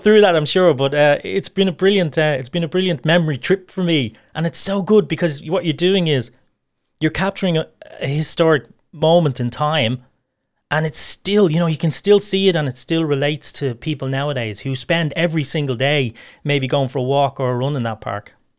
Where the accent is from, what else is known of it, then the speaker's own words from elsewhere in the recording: Dublin, Leinster, Ireland; I was born and raised in Ballyfermot.